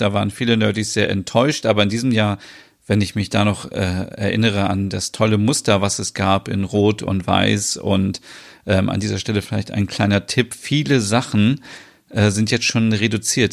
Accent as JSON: {"language": "German", "country": "Germany", "said": "bei uns in Deutschland"}